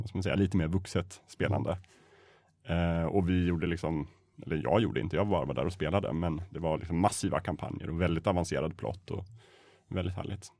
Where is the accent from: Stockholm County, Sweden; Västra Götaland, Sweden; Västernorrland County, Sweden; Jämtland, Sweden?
Jämtland, Sweden; Östersund; jag är uppvuxen i Östersund